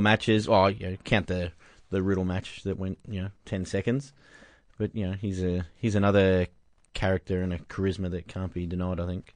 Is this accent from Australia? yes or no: yes; Australia; We're Australian here.